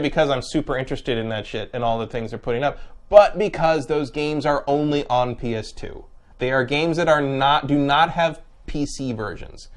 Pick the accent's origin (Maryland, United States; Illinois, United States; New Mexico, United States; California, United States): California, United States; San Francisco; moved away; I'm from there, so I'm like, you know, I go back like, ah, yes, home